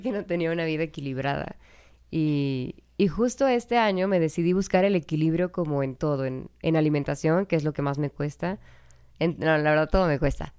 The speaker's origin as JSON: {"language": "Spanish", "country": "Mexico", "also_born_or_lived": "Canada / Brazil", "said": "soy de México"}